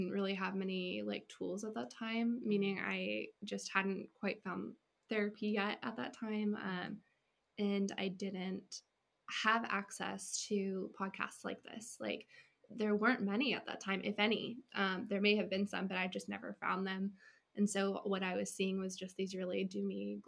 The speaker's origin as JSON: {"language": "English", "region": "California", "country": "United States", "also_born_or_lived": "Washington State", "moved": "as an adult", "said": "I'm from California, and I went to school in Washington State."}